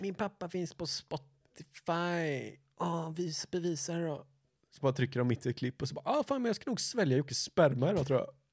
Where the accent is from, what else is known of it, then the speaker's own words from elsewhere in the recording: Gothenburg, Västra Götaland, Sweden; vi är ju göteborgare